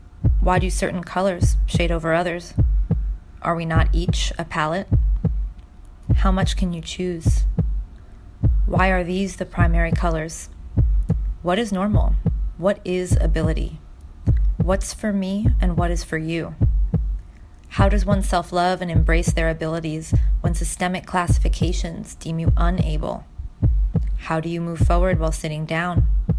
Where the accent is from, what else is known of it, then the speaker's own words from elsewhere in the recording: New York City, New York, United States; Born and raised. Native New Yorker.